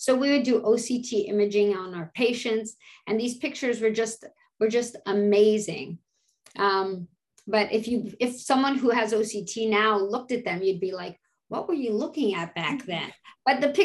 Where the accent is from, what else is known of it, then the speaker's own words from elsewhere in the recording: Canada; moved away as an adult; now in United States; being a Canadian and coming to the States and seeing patients